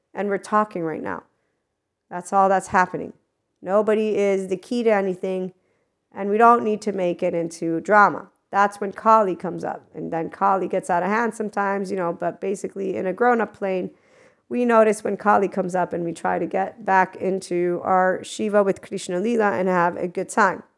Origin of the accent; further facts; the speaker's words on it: United States; I am from America 'cause I was born there